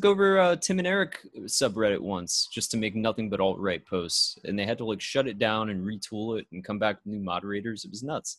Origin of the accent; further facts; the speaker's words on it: United States; I'm an American